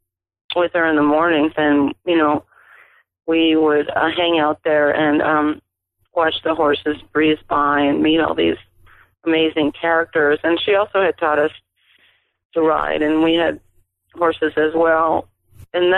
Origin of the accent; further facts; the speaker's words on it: Ohio, United States; I grew up in Ohio